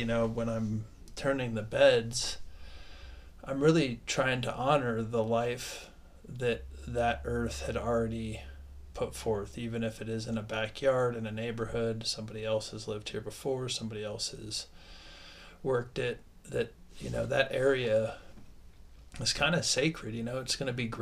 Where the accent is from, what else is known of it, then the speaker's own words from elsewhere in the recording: Ohio, United States; I was raised in Ohio